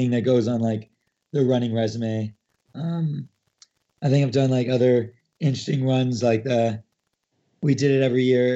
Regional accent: Canada; as a Canadian

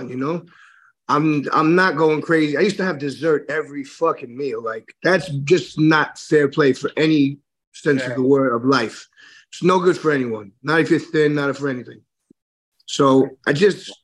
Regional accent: New York City, New York, United States; I grew up in Flushing, which is real close to Jamaica in Hollis

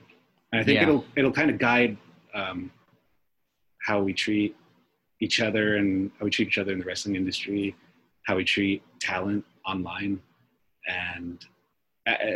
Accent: United States; I'm just an American

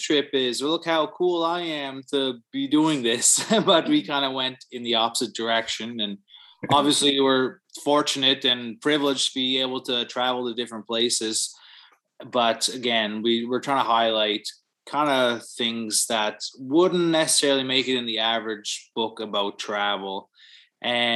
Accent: Cape Breton Island, Nova Scotia, Canada; now in Halifax, Canada; I'm from Cape Breton Island originally

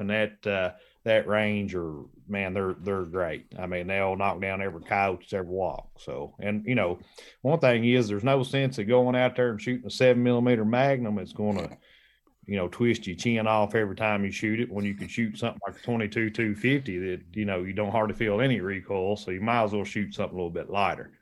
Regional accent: Kentucky, United States; I headed back to Kentucky, my home state

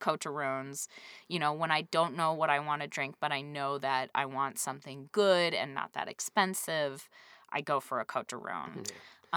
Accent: New England, United States; growing up in New England

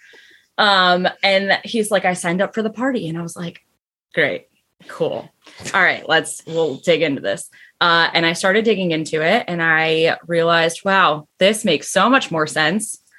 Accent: Connecticut, United States; now in South Carolina, United States; I was raised in Connecticut where it is just hardcore Democrat

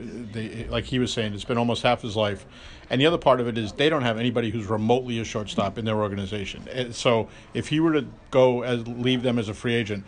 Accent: Massachusetts, United States; moved away; also born or lived in New York; I'm from Massachusetts.

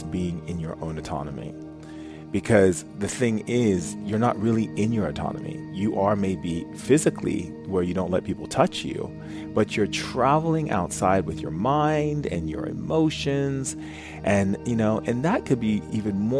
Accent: Foster City, California, United States; when I was a kid growing up in Foster City

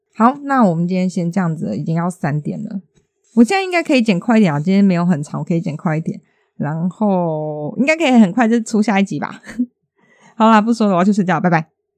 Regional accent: Taiwan; 就身为一个台湾人

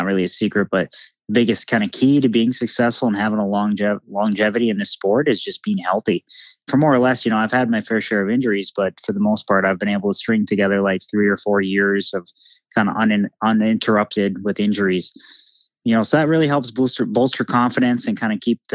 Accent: Millville, Minnesota, United States; Millville, my hometown

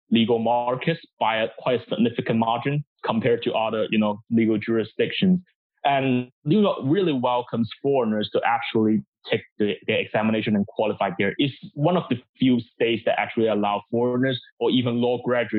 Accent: Hong Kong; moved away as an adult; also born or lived in Guangdong, China / Cambridge; I moved to Hong Kong with my family

